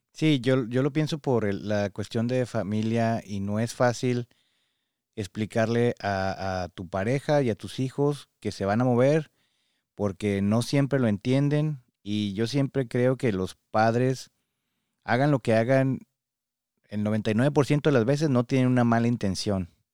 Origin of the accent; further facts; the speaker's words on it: Mexico; now in United States; somos mexicanos y tenemos este apego muy grande a la familia